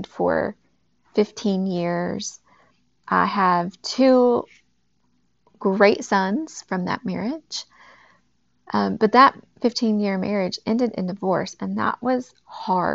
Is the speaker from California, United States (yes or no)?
no; Texas, United States; now in Knoxville, United States; I'm originally from Texas. I'm now in Tennessee